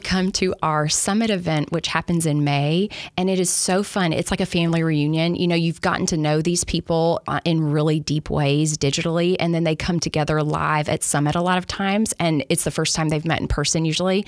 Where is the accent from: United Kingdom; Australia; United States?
United States; Alabama; moved away as an adult; I grew up in Alabama